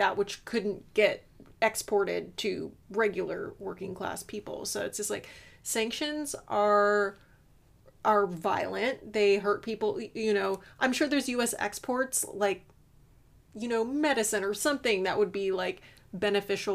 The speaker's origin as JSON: {"language": "English", "country": "United States", "tie": "born or raised there", "said": "growing up in America in the 90s, Y2K"}